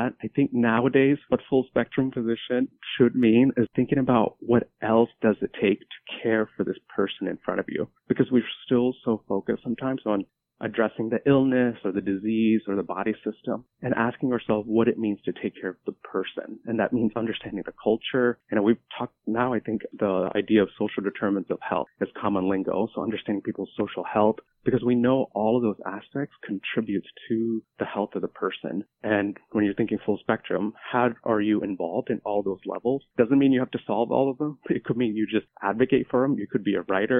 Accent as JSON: {"language": "English", "country": "India", "tie": "born or raised there", "also_born_or_lived": "North Carolina, United States", "moved": "yes", "said": "we were so close to poverty when we were growing up in India."}